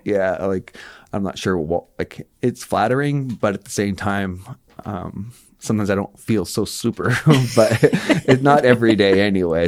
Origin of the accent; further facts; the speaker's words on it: Moncton, New Brunswick, Canada; I grew up here in Moncton